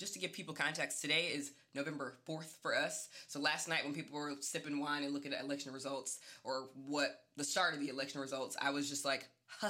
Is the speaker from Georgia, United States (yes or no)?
yes; Athens, Georgia, United States; I'm from Athens, Georgia, and I went to the University of Georgia.